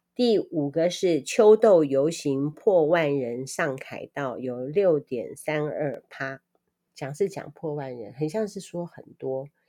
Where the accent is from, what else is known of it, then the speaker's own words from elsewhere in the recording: Taiwan; 我们台湾人是太健康了吗？